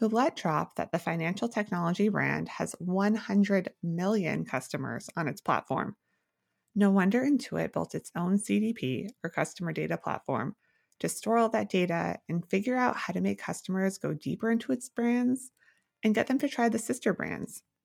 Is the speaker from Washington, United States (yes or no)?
yes; Mukilteo, Washington, United States; I grew up in Mukilteo.